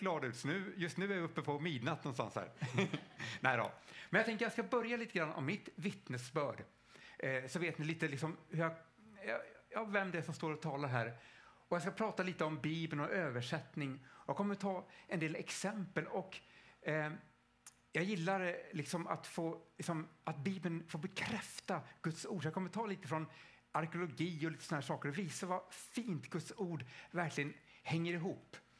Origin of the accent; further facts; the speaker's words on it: Stockholm, Stockholm County, Sweden; själv kommer jag från Stockholm.